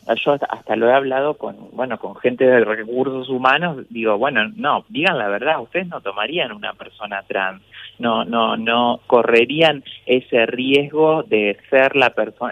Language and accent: Spanish; Paraná, Entre Ríos, Argentina; el municipio de Paraná, la ciudad donde yo nací